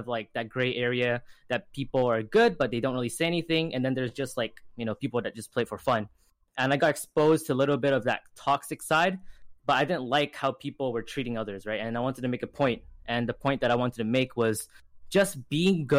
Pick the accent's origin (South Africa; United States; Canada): Canada; British Columbia; I'm from Canada, BC, and currently I am in high school